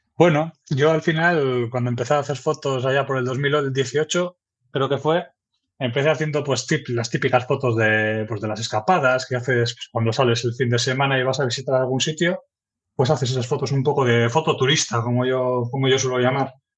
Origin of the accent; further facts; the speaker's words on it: Erandio, Basque Country, Spain; also born or lived in Santurtzi; yo soy de Erandio, un pueblo que está aquí en Vizcaya. Nací allí y la verdad que desde entonces pues siempre he estado por aquí